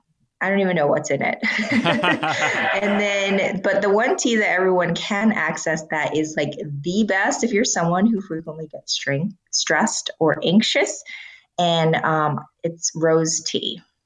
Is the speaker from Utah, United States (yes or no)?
yes; Salt Lake City, Utah, United States; I grew up in Salt Lake City, Utah, in a time where, you know, someone in my class in second grade goes, what, you know, who in this class isn't Mormon?